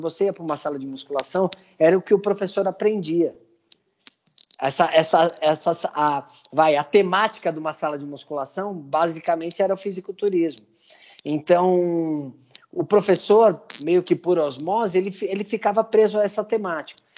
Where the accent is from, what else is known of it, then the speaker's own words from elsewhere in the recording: Brazil; como cidadão, como brasileiro